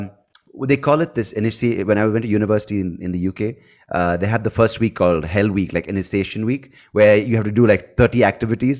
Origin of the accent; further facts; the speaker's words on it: India; also born or lived in United States; I speak as an Indian